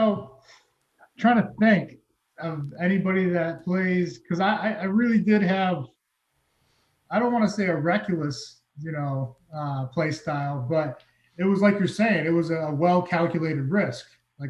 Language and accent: English; East Coast, United States; Because I'm from the East Coast, so I grew up watching Lawyer just wreak havoc on the field over in New England.